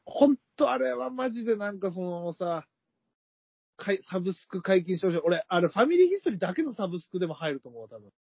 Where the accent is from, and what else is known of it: Akita, Japan; born or raised there